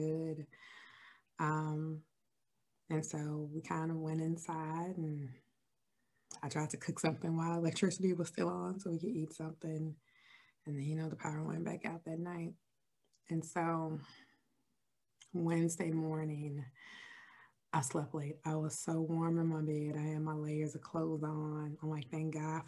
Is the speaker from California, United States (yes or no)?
no; Chicago, Illinois, United States; moved away; I am originally from Chicago, Illinois